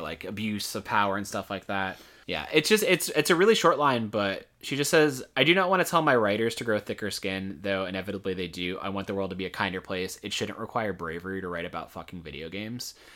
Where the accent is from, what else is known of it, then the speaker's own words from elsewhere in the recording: Florida, United States; moved away; we're from Florida, so, like, we're used to substantial heat